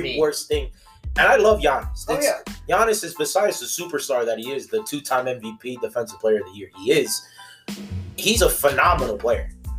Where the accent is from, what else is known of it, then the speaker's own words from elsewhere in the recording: Miami, Florida, United States; moved away; I'm originally from Miami